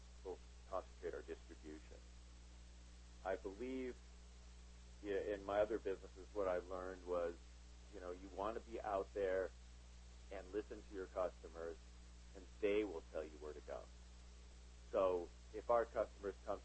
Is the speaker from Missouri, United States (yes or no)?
no; Southern California, United States; born and raised in Southern California